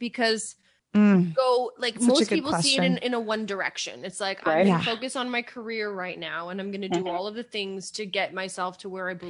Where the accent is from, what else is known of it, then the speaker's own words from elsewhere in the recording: Canada; Joe Biden has this like, my bad. I'm Canadian.